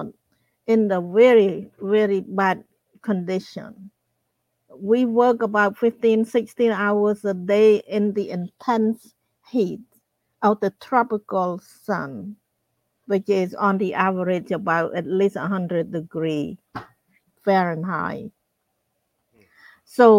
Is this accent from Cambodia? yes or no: yes; Cambodia; moved away as an adult; also born or lived in Phnom Penh; I grew up in Cambodia in a small town